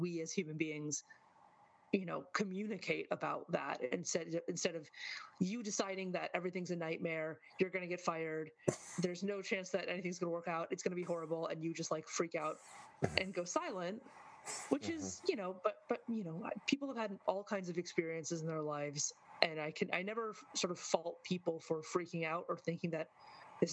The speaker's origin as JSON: {"language": "English", "region": "Michigan", "country": "United States", "moved": "as an adult", "lives_now": "New York, United States", "said": "I'm a Michigander, you know, originally"}